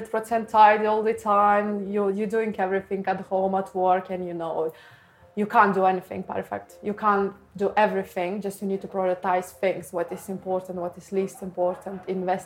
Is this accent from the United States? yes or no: no; Lithuania; English is a second language; now in United Kingdom; The main struggle was language barrier, because I came from Lithuania and I still learning to be able to communicate right in English